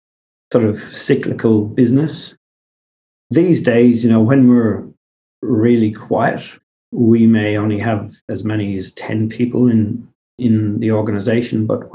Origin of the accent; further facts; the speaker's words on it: Bunbury, Western Australia, Australia; now in Perth, Australia; It wasn't really difficult from the company's perspective because we grew up in the Southwest